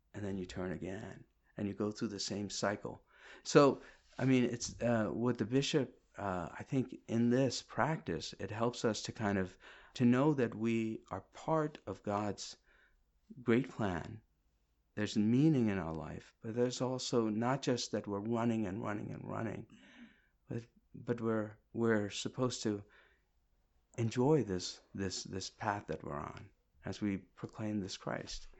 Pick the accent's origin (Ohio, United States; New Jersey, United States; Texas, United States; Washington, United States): New Jersey, United States; also born or lived in Kerala, India; now in Westerly, United States; I'm from New Jersey also